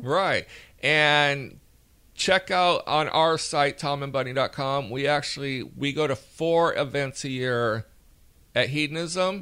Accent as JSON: {"language": "English", "region": "Alabama", "country": "United States", "accent": "Alabama", "said": "my Alabama accent"}